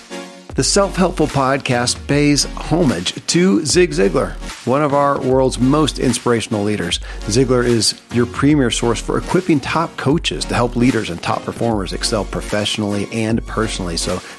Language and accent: English; Kentucky, United States; born or raised there